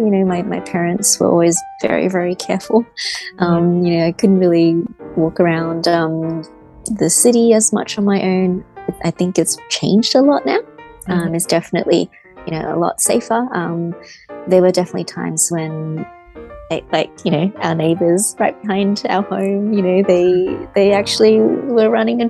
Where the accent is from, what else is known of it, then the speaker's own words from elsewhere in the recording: Blacktown, New South Wales, Australia; Well, so around Blacktown in, say, the late 90s, early 2000s, things were changing rapidly